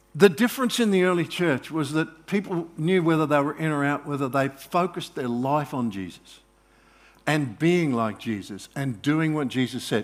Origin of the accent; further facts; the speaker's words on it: Australia; I'm Australian, I'm not, I'm not Israeli